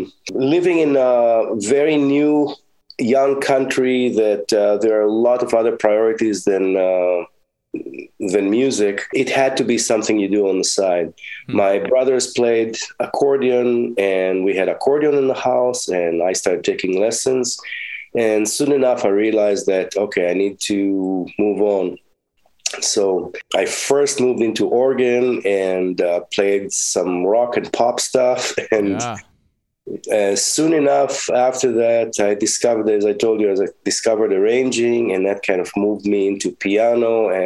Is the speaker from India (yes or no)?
no; Israel; now in United States; In Israel, the music programs at school were not as developed as they are here.